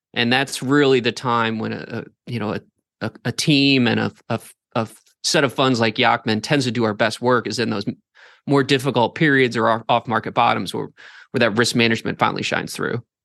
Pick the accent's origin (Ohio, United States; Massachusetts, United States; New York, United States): Ohio, United States; Northeast; I grew up in Northeast Ohio, went to school up there